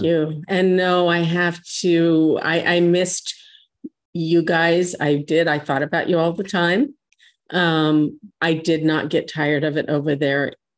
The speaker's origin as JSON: {"language": "English", "town": "San Diego", "region": "California", "country": "United States", "tie": "born or raised there", "said": "the church that I grew up attending here in San Diego"}